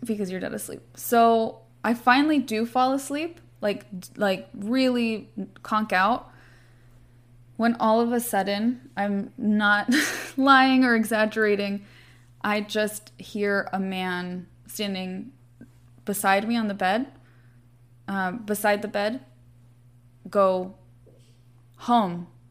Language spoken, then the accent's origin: English; Santa Monica, California, United States; I'm from Santa Monica, so I grew up going by this very iconic, uh, bright blue and yellow Art Deco building